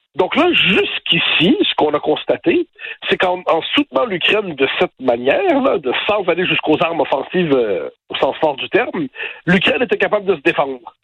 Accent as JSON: {"language": "French", "region": "Quebec", "country": "Canada", "moved": "yes", "lives_now": "France", "said": "je suis québécois, euh, juridiquement je suis canadien apparemment, je dire euh, je vis en France"}